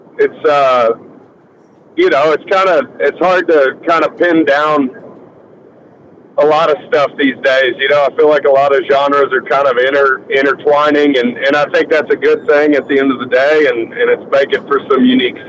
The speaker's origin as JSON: {"language": "English", "region": "Texas", "country": "United States", "said": "the majority of us are from Texas originally"}